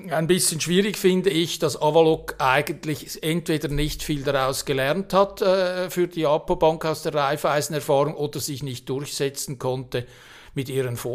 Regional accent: Switzerland; Ich als äh, Schweizer Patriot bin natürlich ein bisschen traumatisiert

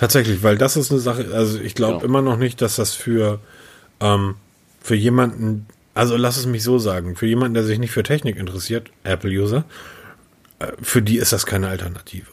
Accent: Hamburg, Germany; ich bin Hamburger

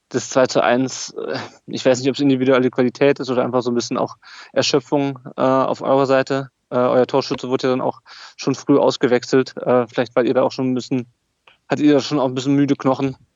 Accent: Kassel, Hesse, Germany; born there; now in Darmstadt, Germany; weil ich bin eigentlich gebürtig aus Nordhessen, aus Kassel. Ähm, lebe auch jetzt nicht in Stuttgart, sondern in, in Darmstadt.

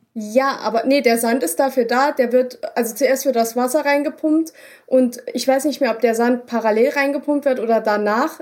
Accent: Germany; bei uns in Deutschland

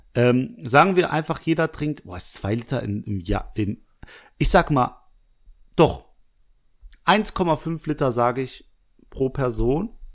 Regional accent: Langweiler, Germany; Langweiler ist übrigens der Ort, aus dem ich komme

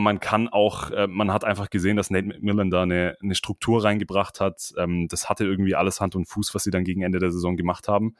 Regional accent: near Stuttgart, Swabia, Baden-Württemberg, Germany; komme aus der Nähe von Stuttgart, Schwaben Represent.

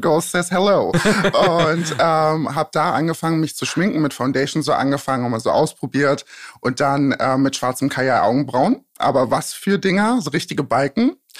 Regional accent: Magdeburg, Saxony-Anhalt, Germany; also born or lived in a village in eastern Germany; now in Berlin, Germany; Eigentlich komme ich aus dem tiefsten Osten, bin auf einem Dorf groß geworden und danach nach, ich weiß nicht, sagt euch Magdeburg was? Mhm. Da bin ich dann groß geworden

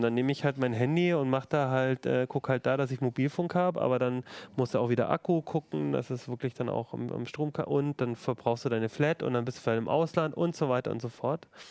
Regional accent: Germany; bei uns in Deutschland

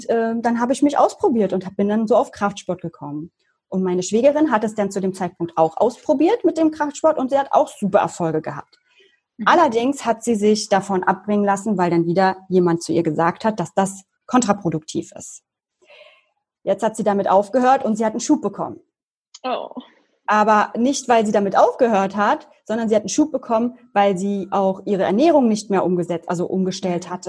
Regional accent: Berlin, Germany; ich komme aus Berlin, bin jetzt 33 Jahre alt, also 87 geboren

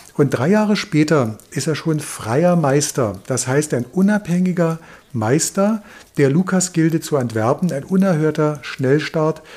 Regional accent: Germany; bei uns in Deutschland

